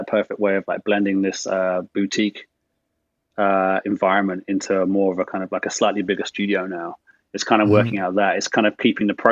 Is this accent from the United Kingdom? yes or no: yes; England, United Kingdom; being English and living my life in the 80s in England